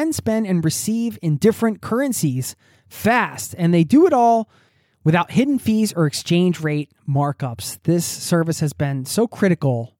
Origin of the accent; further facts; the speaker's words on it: Philadelphia, Pennsylvania, United States; moved away as an adult; now in Norway; my hometown